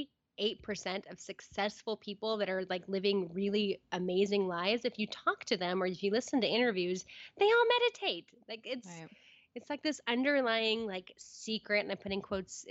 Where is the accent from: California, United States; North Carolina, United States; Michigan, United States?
California, United States; Red Bluff; moved away as an adult; now in Portland, United States; I am a girl from Red Bluff, California, who lived with, you know, my siblings and my mom